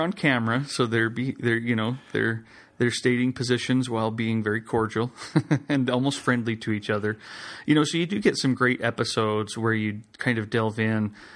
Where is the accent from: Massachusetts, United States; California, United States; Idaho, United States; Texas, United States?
Idaho, United States; I grew up in Idaho